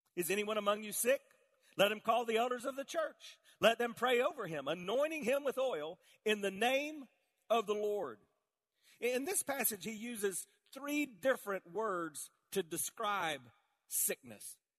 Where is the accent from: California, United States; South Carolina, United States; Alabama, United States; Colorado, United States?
South Carolina, United States; I grew up in South Carolina all around tobacco fields